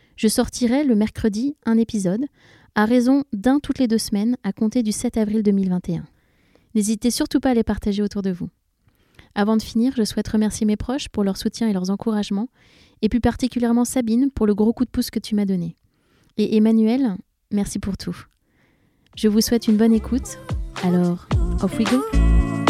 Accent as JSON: {"language": "French", "town": "Paris", "region": "Île-de-France", "country": "France", "also_born_or_lived": "London", "said": "je suis parisienne"}